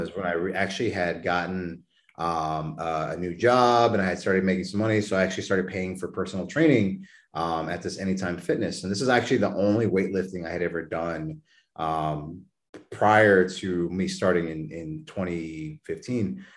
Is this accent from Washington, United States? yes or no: no; New Braunfels, Texas, United States; moved away; I was born and raised down in New Braunfels, Texas